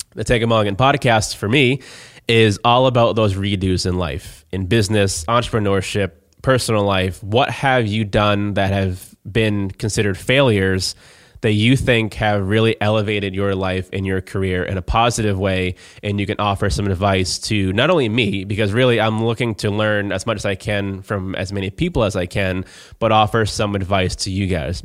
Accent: Plymouth, Massachusetts, United States; I am from Plymouth

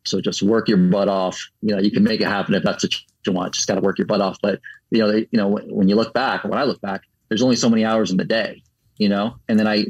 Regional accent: Orlando, Florida, United States; also born or lived in Puerto Rico / New York / New Jersey / Fort Myers, Florida; now in Tampa, United States; I'm from Puerto Rico through New York, New Jersey area, and then down to Florida. I grew up the most in Orlando

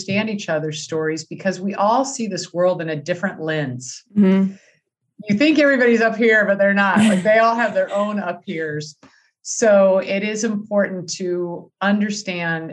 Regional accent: California, United States; moved away as an adult; now in Wisconsin, United States; even though I live in Wisconsin now, I was originally from California

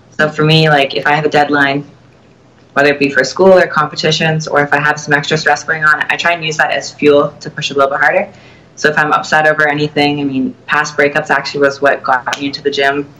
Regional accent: Toronto, Ontario, Canada; I will be at the Toronto Pro Show as well, my hometown

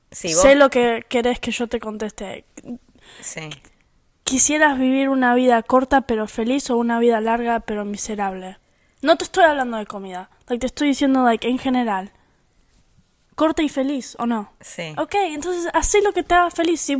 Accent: Argentina; born there; Yo nací en Argentina, pero yo soy americanizada.

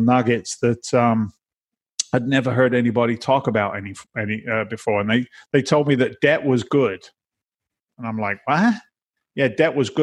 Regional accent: south of England, United Kingdom; accent: Boston; moved away as an adult; also born or lived in London, United Kingdom; now in Boston, United States; I came from England. I was born in London. I was raised in the south of England.

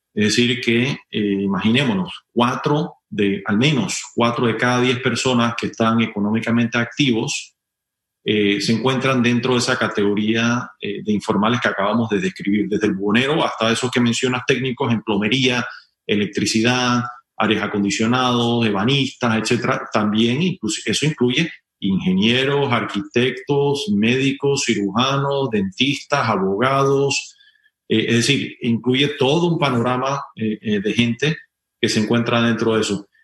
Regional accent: Panama; todos somos ciudadanos y panameños

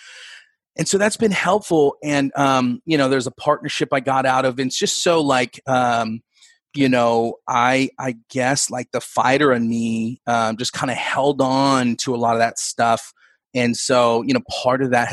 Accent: West Sacramento, California, United States; I grew up in West Sacramento, but it was like the Broderick area

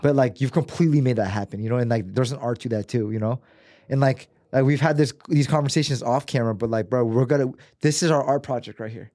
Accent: United States; growing up in America

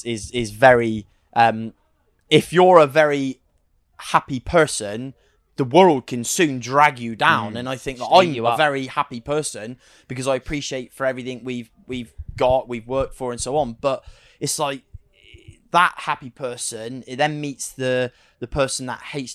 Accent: United Kingdom; We're British, so we don't, you know, I this is where I live as such

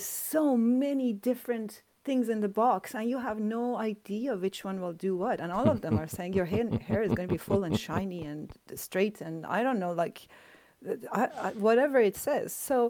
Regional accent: Iran; now in Canada; like I came from Iran to Canada.

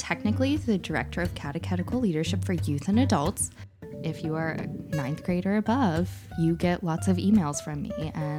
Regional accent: North Carolina, United States; Growing up in North Carolina

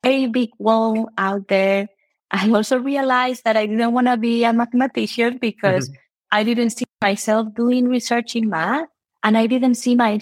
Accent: Spain; moved away as an adult; also born or lived in United Kingdom; now in Chicago, United States; I did math back in Spain. I'm from Spain.

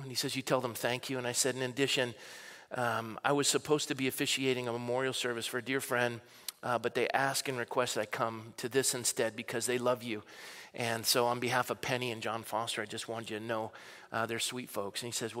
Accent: Coronado, California, United States; I was born and raised in Coronado.

